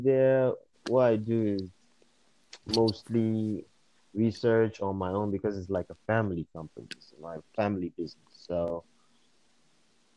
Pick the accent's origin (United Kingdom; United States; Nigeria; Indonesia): Nigeria; I'm from West Africa, Nigeria, to be specific